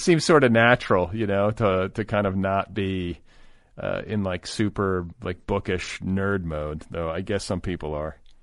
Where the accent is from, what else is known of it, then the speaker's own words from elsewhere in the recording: United States; also born or lived in Milwaukee, Wisconsin / Indiana; now in Los Angeles, United States; first part of my childhood was in Milwaukee. The second part was in Indiana.